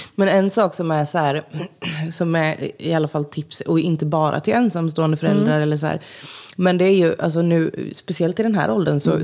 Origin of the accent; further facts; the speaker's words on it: Jönköping, Jönköping County, Sweden; moved away as an adult; now in Stockholm, Sweden; jag har alltså, jättemycket barndomskompisar hemma i Jönköping